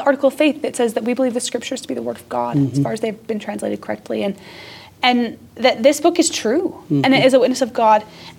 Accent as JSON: {"language": "English", "region": "Southern Oregon", "country": "United States", "tie": "born or raised there", "said": "I grew up in Southern Oregon."}